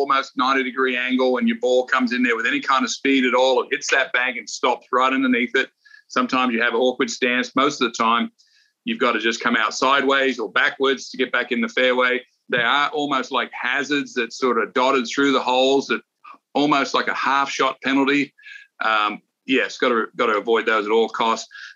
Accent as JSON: {"language": "English", "country": "Australia", "tie": "born or raised there", "moved": "yes", "said": "I grew up in Australia, right on the coast"}